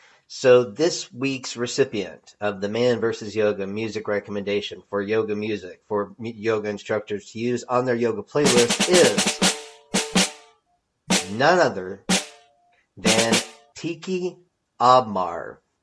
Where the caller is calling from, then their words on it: Fort Worth, Texas, United States; I come to you from Fort Worth, Texas.